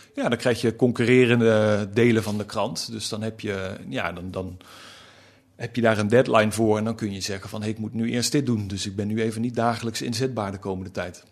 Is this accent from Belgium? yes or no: no; North Limburg, Netherlands; moved away; Dat las ik al in de bibliotheek eh, in, in Noord-Limburg, waar ik vandaan kom.